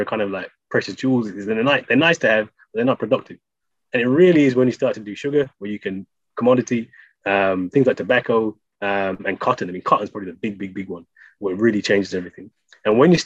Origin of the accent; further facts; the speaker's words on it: Birmingham, West Midlands, United Kingdom; I'm from Birmingham